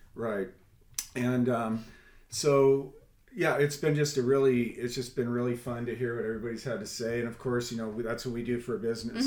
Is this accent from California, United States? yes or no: yes; Southern California, United States; now in Kentucky, United States; I'm from Southern California